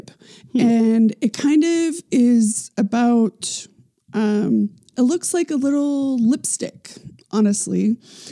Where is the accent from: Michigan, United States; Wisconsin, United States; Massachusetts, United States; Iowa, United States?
Massachusetts, United States; Boston; moved away; also born or lived in Nantucket, Massachusetts; I'm from Boston and Nantucket, Massachusetts.